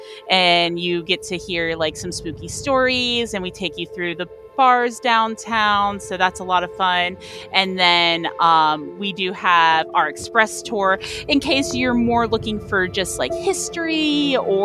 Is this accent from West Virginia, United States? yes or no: no; Orlando, Florida, United States; I would always consider downtown Orlando and the Orlando area my home